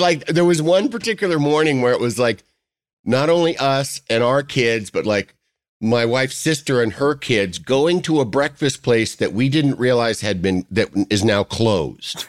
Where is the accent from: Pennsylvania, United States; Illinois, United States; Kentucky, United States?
Illinois, United States; Yorkville; coming from Yorkville, Illinois, which is just suburban, you know, kinda rural slash suburban America, flat bean fields